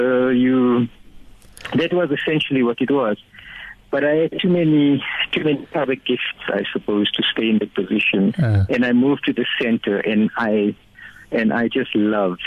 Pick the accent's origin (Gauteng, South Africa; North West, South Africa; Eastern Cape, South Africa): Gauteng, South Africa; Vereeniging; now in Johannesburg, South Africa; We grew up in Roshni